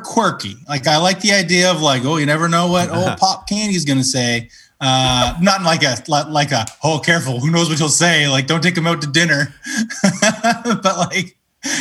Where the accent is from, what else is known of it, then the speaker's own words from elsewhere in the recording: Canada; I'm a good Canadian